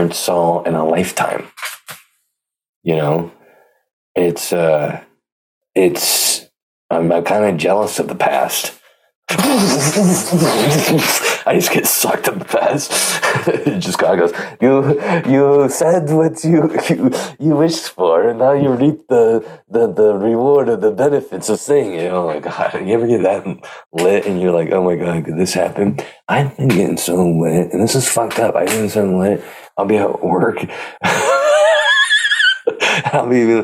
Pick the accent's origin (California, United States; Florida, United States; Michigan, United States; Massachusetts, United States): California, United States; Pleasanton; I'm from Pleasanton